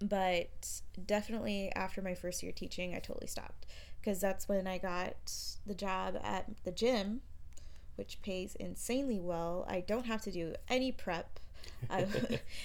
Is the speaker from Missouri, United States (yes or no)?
no; Glendale/Peoria area, Arizona, United States; also born or lived in Tempe, Arizona; I had just moved home from Tempe, so I moved back in with my parents.